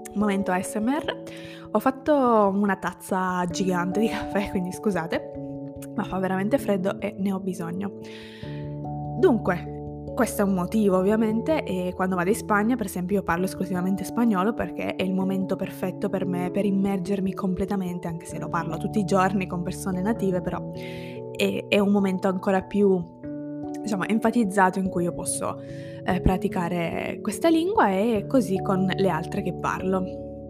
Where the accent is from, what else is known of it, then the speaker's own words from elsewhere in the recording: Italy; first language Italian; moved away as an adult; now in Turin, Italy; lingua italiana, che è la mia lingua nativa